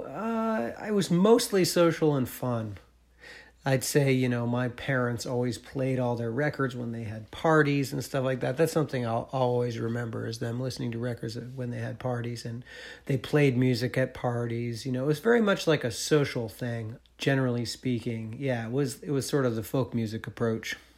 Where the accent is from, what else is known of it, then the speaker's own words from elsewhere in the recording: Marlboro, Vermont, United States; I'm from Marlboro